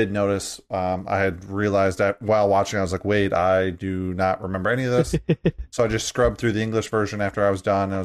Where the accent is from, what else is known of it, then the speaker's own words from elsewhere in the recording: United States; As an American